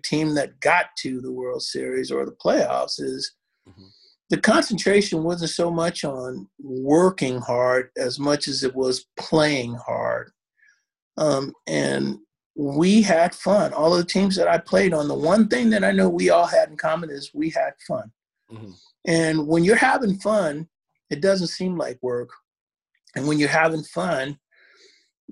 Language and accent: English; Oakland, California, United States; I grew up in Oakland